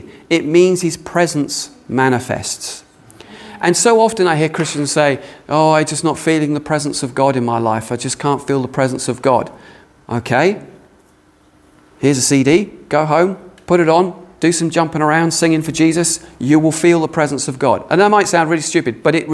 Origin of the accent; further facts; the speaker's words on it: United Kingdom; we're British